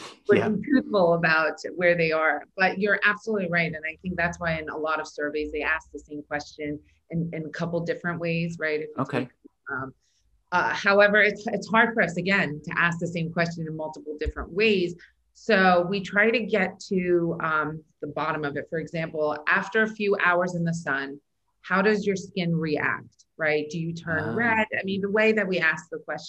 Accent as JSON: {"language": "English", "country": "Iran", "tie": "born or raised there", "moved": "yes", "said": "I was born in Iran"}